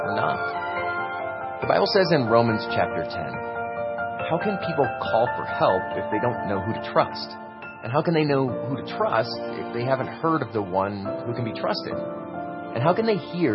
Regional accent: United States

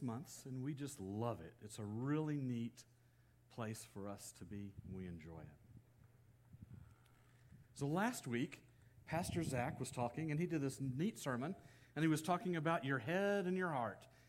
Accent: Texas, United States; moved away as an adult; also born or lived in Kentucky; now in California, United States; I grew up in Texas

